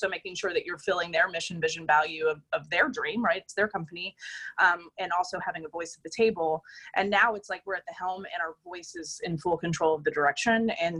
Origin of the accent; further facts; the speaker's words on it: Austin, Texas, United States; moved away as an adult; now in Portland, United States; you know, we're from Austin, Texas, and we moved to Portland about a year and a half ago.